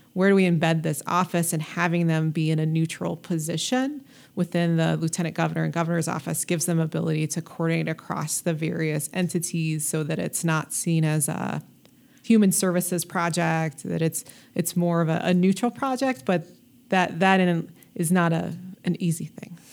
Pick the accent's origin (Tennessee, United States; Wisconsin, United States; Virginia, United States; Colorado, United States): Colorado, United States; Denver; I grew up in North North Denver, Adams County area.